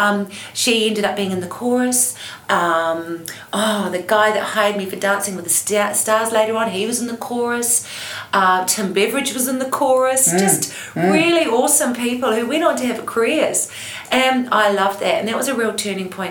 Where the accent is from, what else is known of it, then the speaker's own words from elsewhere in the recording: Christchurch, Canterbury, New Zealand; I grew up in Christchurch